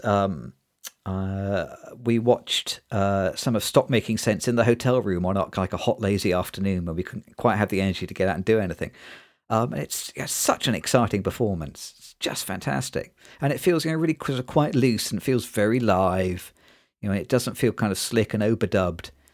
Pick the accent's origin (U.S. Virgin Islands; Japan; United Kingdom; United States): United Kingdom; Nottingham, East Midlands; I grew up in Nottingham, which is in the East Midlands in the U K